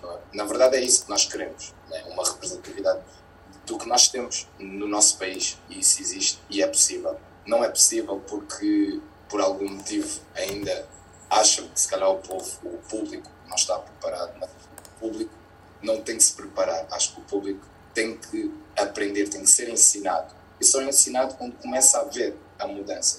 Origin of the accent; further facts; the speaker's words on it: Loures, Lisbon, Portugal; also born or lived in Angola; o bairro onde eu cresci, que foi ali é, na Portela da Azóia, pertence ali a Bobadela